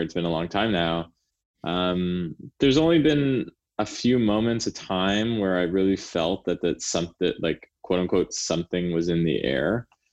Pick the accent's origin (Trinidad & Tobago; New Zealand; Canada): Canada; now in United States; I'm Canadian